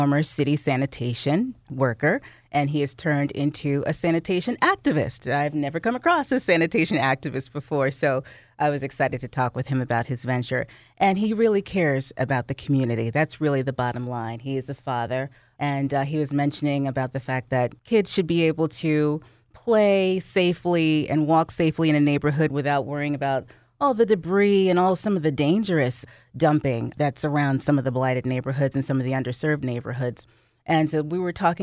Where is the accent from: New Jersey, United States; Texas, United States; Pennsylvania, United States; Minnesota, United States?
New Jersey, United States; I'm born and raised in New Jersey. I'm very much a Jersey girl.